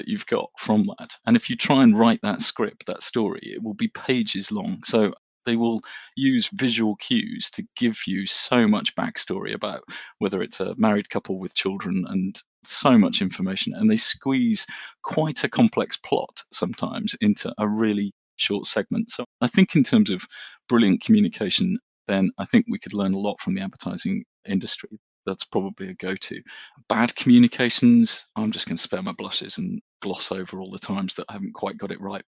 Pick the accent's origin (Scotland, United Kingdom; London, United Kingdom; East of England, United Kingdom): East of England, United Kingdom; Norfolk; I grew up in Norfolk and we used to go fishing